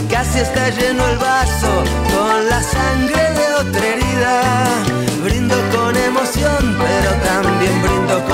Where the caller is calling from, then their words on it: Benavides, Buenos Aires Province, Argentina; de Benavides. Por fin te puedo mandar un mensaje.